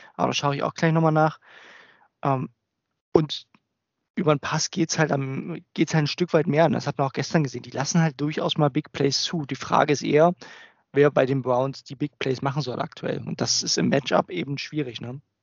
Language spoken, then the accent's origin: German; Germany; als Deutscher, also nicht Muttersprachler